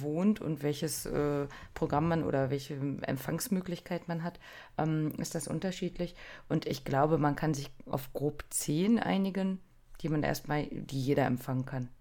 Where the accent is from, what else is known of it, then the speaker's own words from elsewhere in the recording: Germany; wir als Deutsche